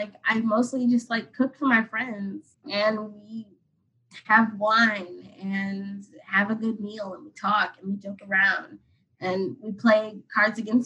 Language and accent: English; Atlanta, Georgia, United States; moved away as an adult; now in Washington, D.C., United States; I'm from Atlanta